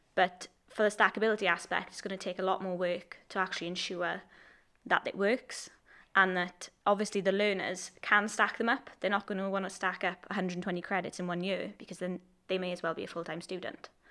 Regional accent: Port Talbot, Wales, United Kingdom; I'm from Port Albert

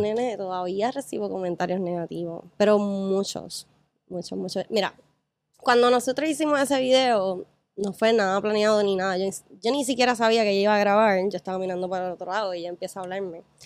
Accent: Ponce, Puerto Rico; now in Isla Verde, Puerto Rico; Ya, ya yo dejé Ponce hace años, realmente. Llevo 12, 13 años fuera de Ponce

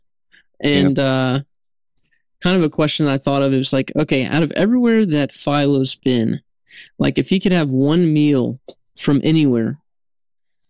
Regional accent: Japan; moved away; I grew up in Japan

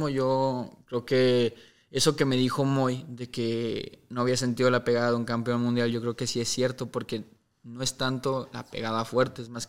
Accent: Mexico; somos mexicanos

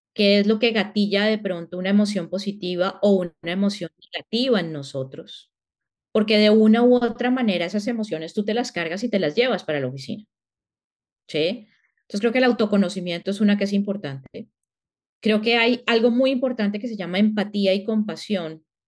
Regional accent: Colombia; moved away as an adult; now in United States; yo creo que en el acento lo sienten, soy colombiana, pero llevo viviendo en Estados Unidos ya casi 17 años, más o menos. Salí de Colombia hace 17 años

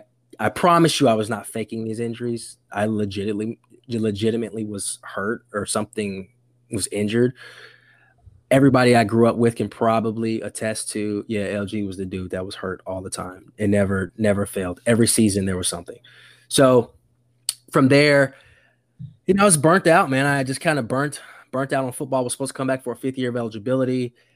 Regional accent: Fort Campbell, Kentucky, United States; also born or lived in Germany; Born in Germany, moved around the country. And I say I'm from Kentucky because I spent most of my life there as an adolescent through high school.

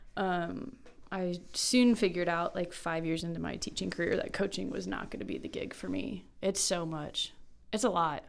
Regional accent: Kansas, United States; moved away as an adult; also born or lived in Myrtle Beach, South Carolina; I'm from Kansas, taught for a year in Kansas

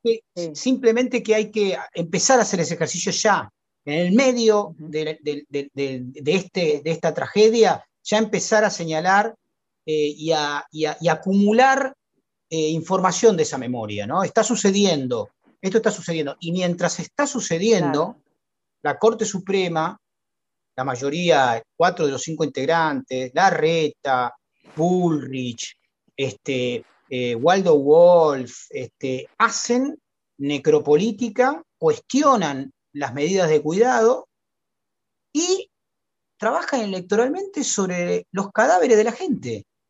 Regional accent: Argentina; nuestro país

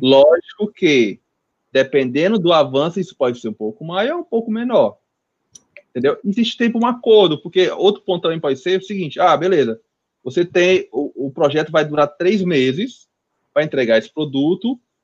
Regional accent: Fortaleza, Ceará, Brazil; nunca saí de Fortaleza

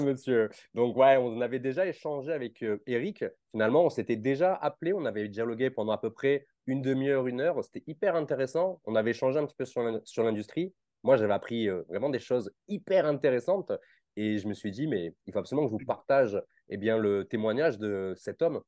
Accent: Nice, Provence-Alpes-Côte d'Azur, France; on vient de la même région, je viens de Nice aussi.

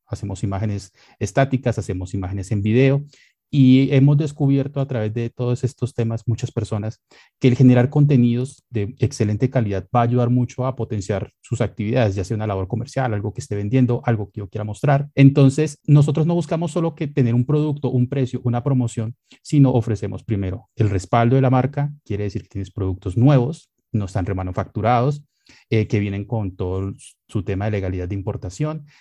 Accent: Colombia; como buenos colombianos

